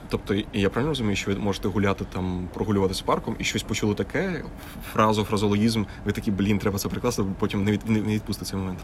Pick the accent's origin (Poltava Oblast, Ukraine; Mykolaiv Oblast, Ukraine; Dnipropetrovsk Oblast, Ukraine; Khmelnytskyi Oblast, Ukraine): Khmelnytskyi Oblast, Ukraine; Horodok; місто Городо Хмельницької області, звідки я родом.